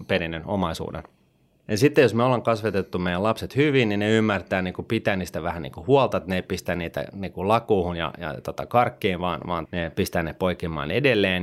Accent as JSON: {"language": "Finnish", "country": "Finland", "tie": "born or raised there", "said": "Me kun vielä kasvettiin niin kuin Suomessa"}